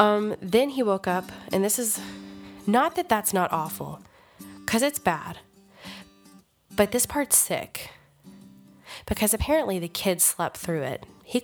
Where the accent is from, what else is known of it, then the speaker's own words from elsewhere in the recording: near Elizabethtown, Kentucky, United States; Elizabethtown is extremely close to my hometown.